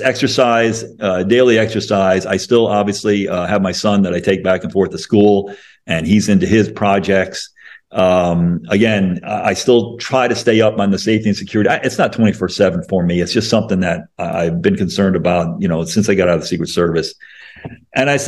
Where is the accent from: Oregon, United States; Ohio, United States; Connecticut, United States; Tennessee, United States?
Connecticut, United States; moved away as an adult; also born or lived in Illinois; I grew up in Connecticut and I went to school in Illinois